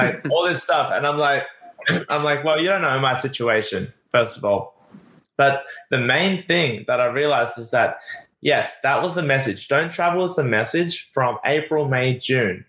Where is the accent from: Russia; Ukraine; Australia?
Australia; moved away as an adult; now in Playa del Carmen, Mexico; it's my home country